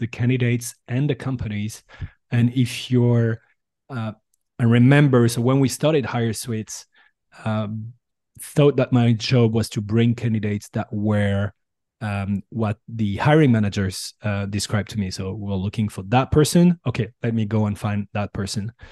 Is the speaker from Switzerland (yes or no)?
no; Bordeaux, Nouvelle-Aquitaine, France; English is a second language; also born or lived in San Francisco Bay Area; now in San Francisco, United States; I'm originally from Bordeaux